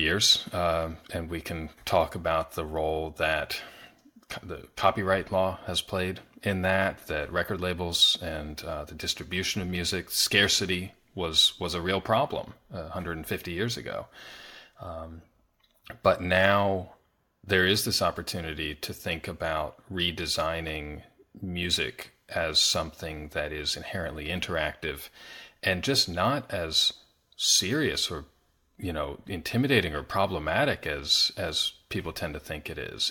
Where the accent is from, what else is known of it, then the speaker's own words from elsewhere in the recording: Pennsylvania, United States; I grew up in Pennsylvania